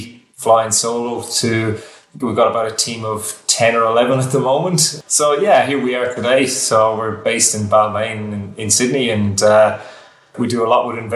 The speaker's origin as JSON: {"language": "English", "region": "west of Ireland", "country": "Ireland", "moved": "as an adult", "lives_now": "Australia", "said": "I'm Irish. So I'm from the west of Ireland, and I arrived in Australia at the start of 2009."}